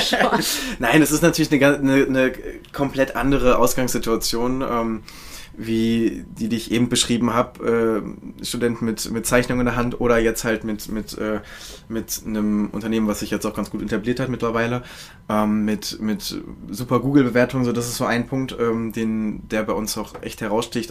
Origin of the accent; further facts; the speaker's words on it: Hannover, Lower Saxony, Germany; now in Berlin, Germany; Ich komme aus, äh, aus Hannover, äh, ah, beziehungsweise Bad ja. und, und äh, genau, da wohnen meine Eltern auch.